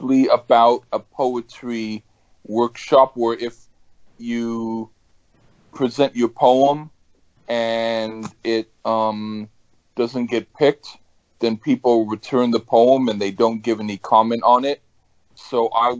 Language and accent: English; California, United States; now in New York, United States; I'm from California.